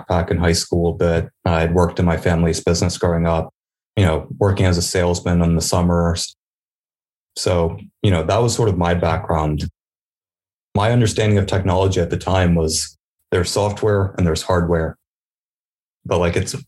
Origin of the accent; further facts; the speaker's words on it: Sussex County, Delaware, United States; I come from Sussex County